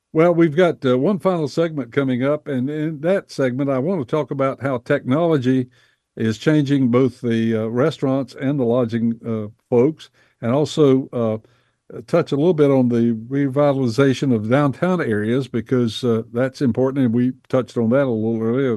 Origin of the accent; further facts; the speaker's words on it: Bessemer City, North Carolina, United States; I grew up in Bessemer City, North Carolina, back in the fifties